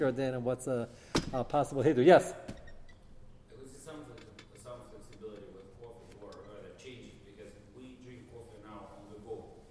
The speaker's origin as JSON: {"language": "English", "country": "United States", "said": "I'm as American as you guys are. I want to explain to you, I'm more American than most of you. Fourth generation."}